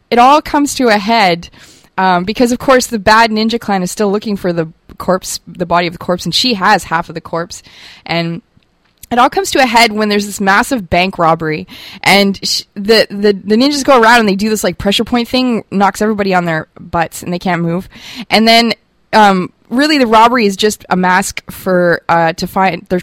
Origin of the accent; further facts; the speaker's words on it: Germany; growing up in Germany with my brothers, we were very war obsessed. Uh, we come from a military family.